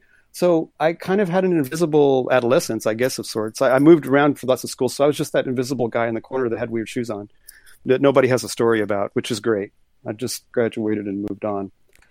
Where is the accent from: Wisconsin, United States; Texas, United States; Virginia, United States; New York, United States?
Texas, United States; Corpus Christi; born there; also born or lived in Tehran, Iran; I was born in Corpus Christi on the water, but it was sort of more of my family was just kind of moving around, and that's when I popped out.